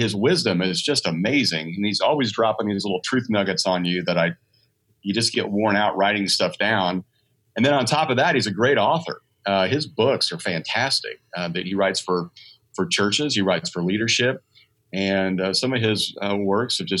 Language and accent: English; Midwest, United States; now in Santa Clarita Valley, California, United States; I'm not originally from here. I'm from the Midwest.